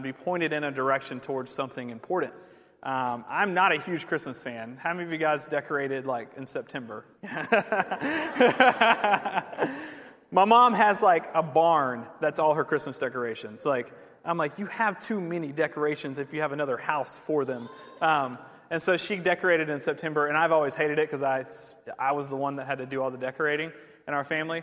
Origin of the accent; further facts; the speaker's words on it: Georgia, United States; also born or lived in England; I grew up here in the South